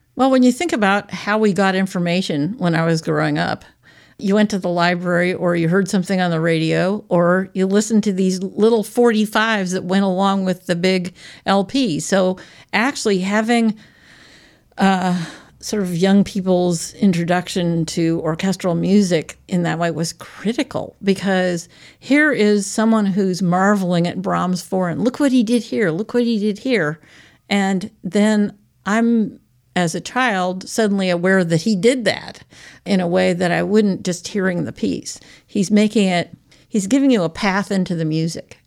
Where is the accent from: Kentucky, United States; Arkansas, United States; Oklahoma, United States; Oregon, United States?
Oregon, United States; Portland; moved away as an adult; also born or lived in Seattle, Washington / Eugene, Oregon; now in Aspinwall, Pennsylvania, United States; I was born in Seattle, Washington, and grew up most of the time in Portland, Oregon, or Eugene, and then I came back east to college and have been in the east ever since